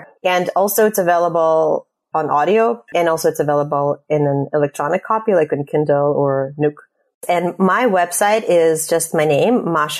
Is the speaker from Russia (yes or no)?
yes; Russia; moved away; I'm leaving, I'm immigrating from Russia